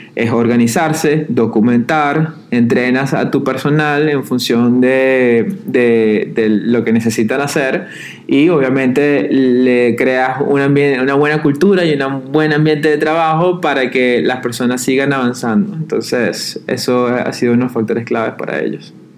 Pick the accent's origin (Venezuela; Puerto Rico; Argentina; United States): Venezuela; Yo soy de Venezuela